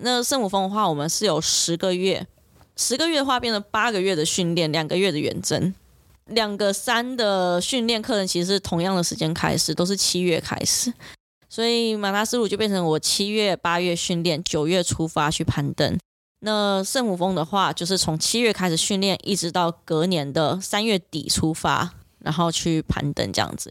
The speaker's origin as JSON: {"language": "Chinese", "country": "Taiwan", "said": "我们台湾人"}